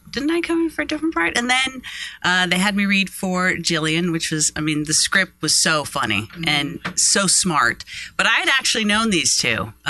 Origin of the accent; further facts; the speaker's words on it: Los Angeles, California, United States; I'm a native.